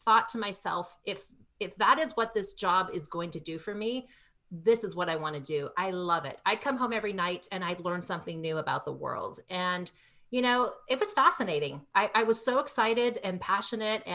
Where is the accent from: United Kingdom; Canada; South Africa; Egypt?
Canada; I grew up in Canada